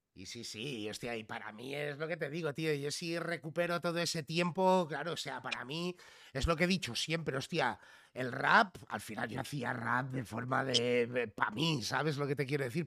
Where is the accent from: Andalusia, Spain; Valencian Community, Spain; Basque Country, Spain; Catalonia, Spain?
Catalonia, Spain; Figueres; yo desde muy pequeñito, pues eh, nos fuimos a vivir a Figueras, al lado de la frontera.